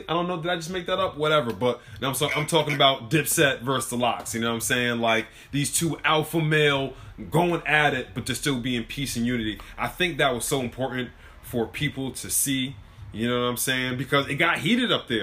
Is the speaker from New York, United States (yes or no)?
yes; New York, United States; growing up in New York